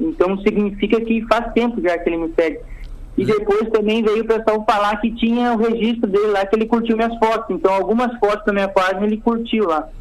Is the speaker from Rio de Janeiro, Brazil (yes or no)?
no; Santa Cruz do Sul, Rio Grande do Sul, Brazil; sou de Santa Cruz do Sul